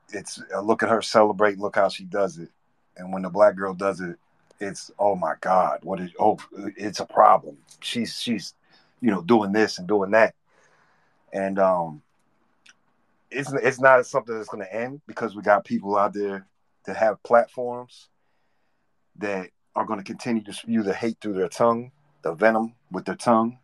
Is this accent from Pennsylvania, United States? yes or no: yes; Philadelphia, Pennsylvania, United States; I'm from Philadelphia